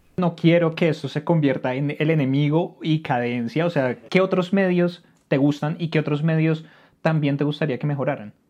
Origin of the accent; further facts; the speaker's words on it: Bogotá, Colombia; uno viviendo en Colombia y uno siendo rolo